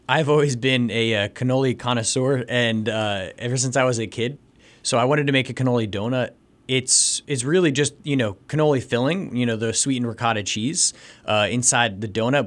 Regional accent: New Jersey, United States; moved away as an adult; also born or lived in Santiago, Chile; now in Jim Thorpe, United States; I'm actually from New Jersey

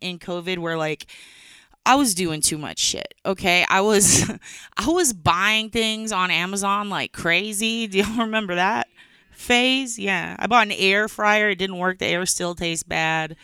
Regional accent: San Antonio, Texas, United States; moved away; I'm happy to be back in my hometown, San Antonio

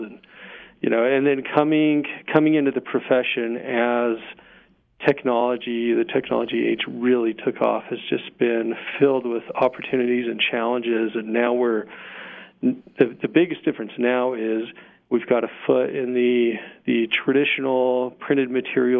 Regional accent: Sandy, Utah, United States; also born or lived in Denton, Texas; now in Vernal, United States; I grew up in Sandy, Salt Lake area

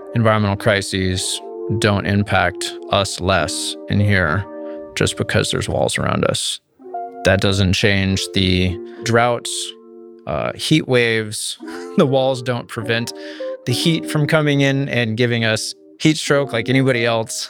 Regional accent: Marin County, Northern California, United States; I grew up in the redwoods. I grew up here in Northern California

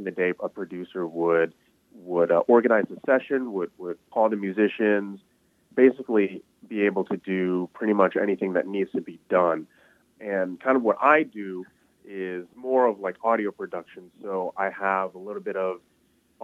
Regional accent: Ann Arbor, Michigan, United States; growing up in Ann Arbor

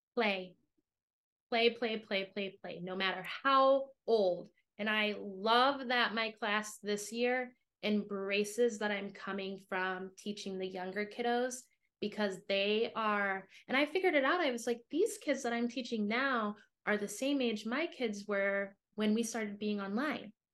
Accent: United States; moved away as an adult; also born or lived in Chicago / Shanghai; me as an American educator

